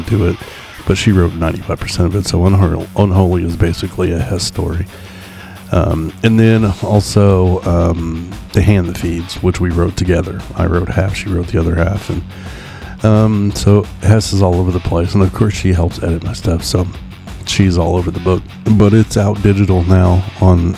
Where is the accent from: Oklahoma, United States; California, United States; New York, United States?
Oklahoma, United States; Oklahoma City; also born or lived in East Coast, United States; I live in Oklahoma City. I've lived here basically my whole life